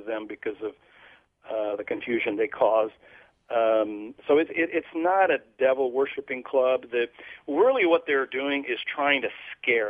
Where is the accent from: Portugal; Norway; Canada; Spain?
Portugal; moved away as an adult; also born or lived in Vermont; now in United States; I'm from Europe. I was born and raised in Portugal